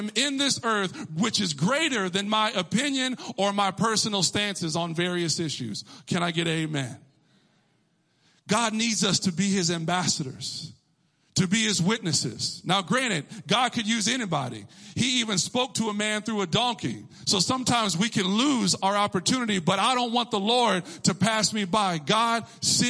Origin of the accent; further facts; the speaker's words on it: Texas, United States; I'm from Texas